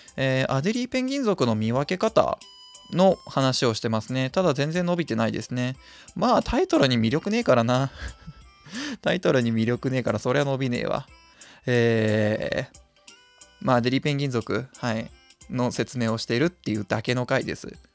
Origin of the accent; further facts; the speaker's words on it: near Hamura, Tokyo, Japan; 羽村動物園なんていう風に呼ばれるんですけど自分の地元の方にある動物園でございまして